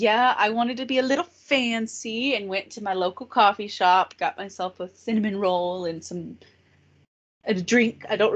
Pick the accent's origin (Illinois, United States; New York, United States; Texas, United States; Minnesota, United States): Texas, United States; And we are two people from Texas. Two girls.